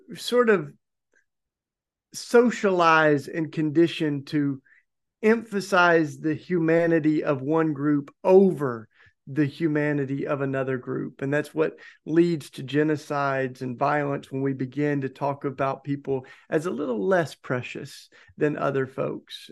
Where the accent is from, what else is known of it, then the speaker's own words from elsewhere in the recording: Tennessee, United States; my home state of Tennessee